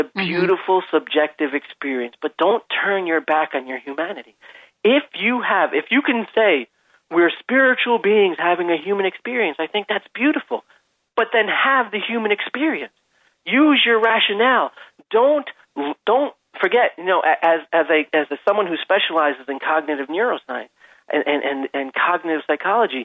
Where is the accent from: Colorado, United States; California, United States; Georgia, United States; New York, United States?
New York, United States; Long Island; I'm a dude from Long Island